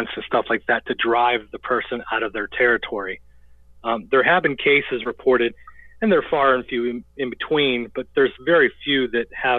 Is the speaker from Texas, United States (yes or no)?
no; Greensburg, Pennsylvania, United States; my hometown of Greensburg, Pennsylvania